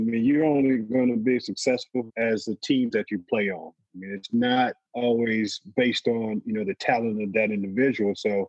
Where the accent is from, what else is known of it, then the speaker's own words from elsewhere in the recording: Midwest, United States; So I'm from the Midwest.